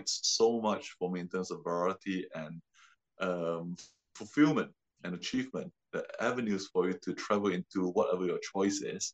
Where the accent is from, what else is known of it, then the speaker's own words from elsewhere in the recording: Singapore; moved away as an adult; also born or lived in London; I'm from Singapore originally